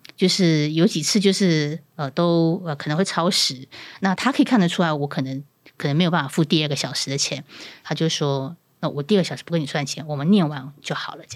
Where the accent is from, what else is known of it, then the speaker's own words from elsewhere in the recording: Pingtung County, Taiwan; 其实我也是南部人，我是屏东人，